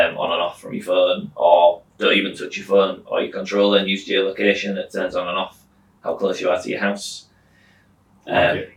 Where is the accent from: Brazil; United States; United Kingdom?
United Kingdom; Whitby, Yorkshire and the Humber; moved away as an adult; now in Hull, United Kingdom; I grew up in Whitby. I came to Hull 2006 to go to university, studied physics. I graduated in 2009 and just stayed here after